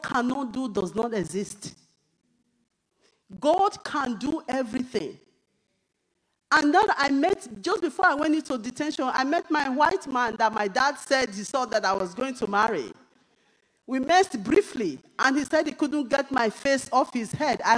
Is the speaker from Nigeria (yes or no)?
yes; Nigeria; now in United Kingdom; even as a Nigerian